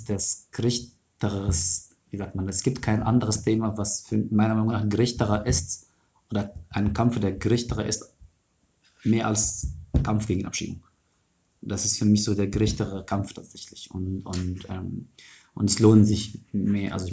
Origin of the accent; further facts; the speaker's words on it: Egypt; also ich komme aus Ägypten, aus der ägyptischen Revolution, das ist schon meine Biografie.